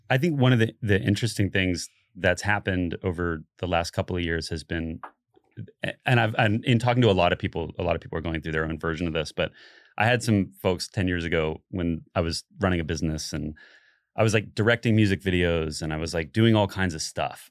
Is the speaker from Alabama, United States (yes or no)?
no; Central Florida, United States; I grew up in Central Florida